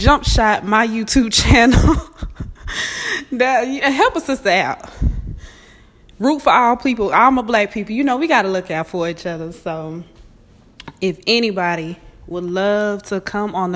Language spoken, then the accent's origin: English; Georgia, United States; also born or lived in Houston, Texas; now in Dallas, United States; I'm from Georgia